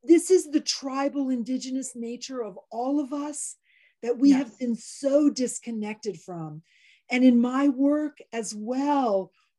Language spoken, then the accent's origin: English; Maryland, United States; I did grow up running through the woods in our neighborhood that I grew up in Maryland